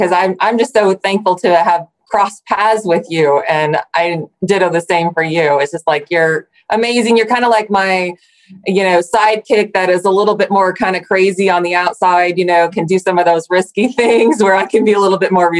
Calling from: Superior, Nebraska, United States; I'm coming today from Superior, Nebraska, right in the kind of in the middle of the country.

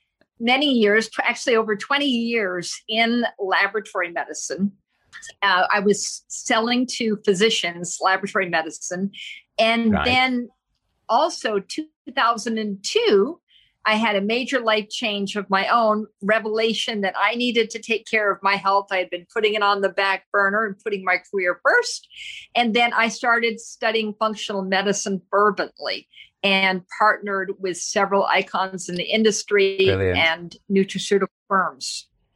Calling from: Tampa, Florida, United States; I'm speaking from Tampa, Florida

